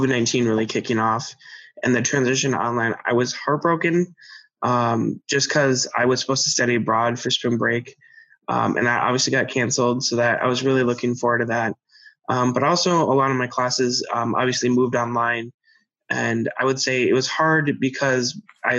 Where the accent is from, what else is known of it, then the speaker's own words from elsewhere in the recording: Chaska, Minnesota, United States; I come from Chaska, Minnesota